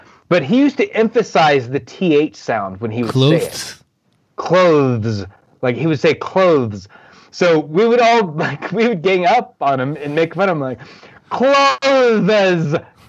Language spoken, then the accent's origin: English; Indiana, United States; accent: Indiana; I've been made fun of with my Indiana accent saying measure.